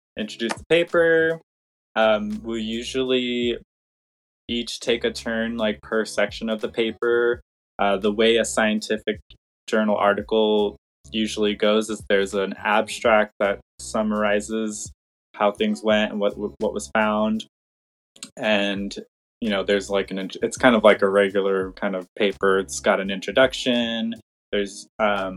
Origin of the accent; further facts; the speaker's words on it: Los Angeles, California, United States; moved away as an adult; also born or lived in Humboldt County, California; I grew up in Los Angeles area and moved up to Humboldt County to go